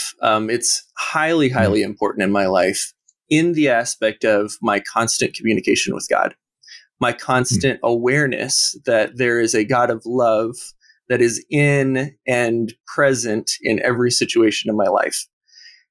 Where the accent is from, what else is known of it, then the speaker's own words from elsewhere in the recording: Portland, Oregon, United States; I'm from the Portland, Oregon area